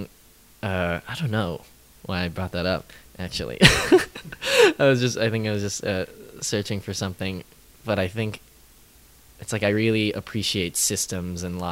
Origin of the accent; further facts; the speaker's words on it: St. Louis, Missouri, United States; moved away as an adult; now in New York, United States; I'm from St. Louis, Missouri.